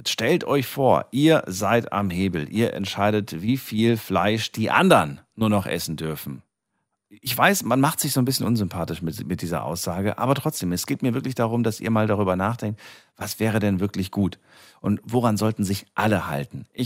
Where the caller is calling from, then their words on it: Ubstadt, Baden-Württemberg, Germany; Ähm, ich komme aus Ubstadt bei Bruchsal.